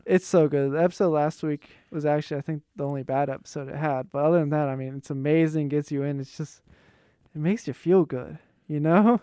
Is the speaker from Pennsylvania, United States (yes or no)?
yes; Pittsburgh, Pennsylvania, United States; accent: Yinzer; I'm from Pittsburgh.